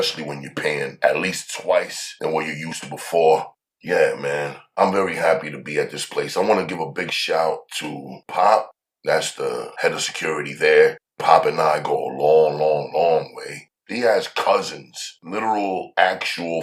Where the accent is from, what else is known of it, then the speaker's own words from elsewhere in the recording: New York City, New York, United States; I'm from Harlem